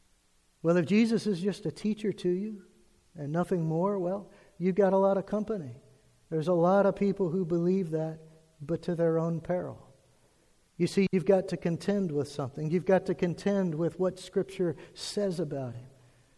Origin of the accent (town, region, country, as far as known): United States